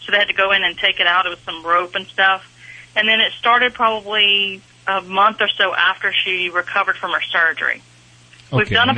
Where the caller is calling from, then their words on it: College Station, Texas, United States; I am calling from College Station, Texas.